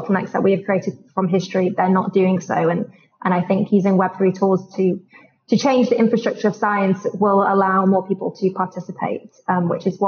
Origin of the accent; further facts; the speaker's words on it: London, United Kingdom; I'm from London